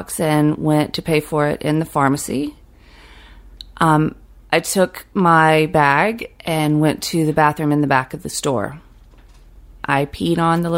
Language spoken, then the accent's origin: English; Fitzgerald, Georgia, United States; moved away as an adult; also born or lived in Brooklyn; As a kid growing up in South Georgia